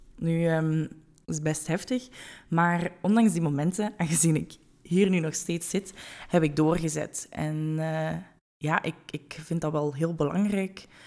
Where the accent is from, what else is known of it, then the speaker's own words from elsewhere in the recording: Hasselt, Flanders, Belgium; moved away as an adult; now in Weert, Netherlands; ik ben geboren en getogen in Hasselt, maar woon op dit moment in Weert in Nederland met mijn vriend